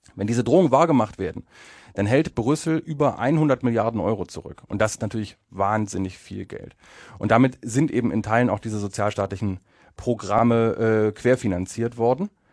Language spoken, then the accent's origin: German; Germany; moved away as an adult; now in Poland; ich komme aus Deutschland